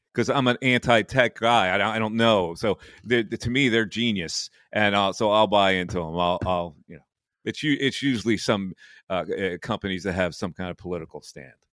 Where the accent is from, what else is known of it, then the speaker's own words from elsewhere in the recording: United States; we're spoiled American brats